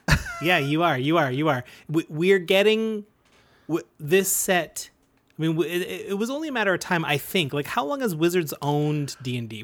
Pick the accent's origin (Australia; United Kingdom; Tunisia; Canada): Canada; We're proud Canadian podcasters